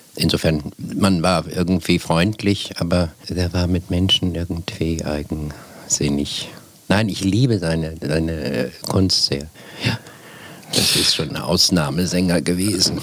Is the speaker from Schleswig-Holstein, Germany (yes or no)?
no; Bergen, Lower Saxony, Germany; ich bin auf dem Land aufgewachsen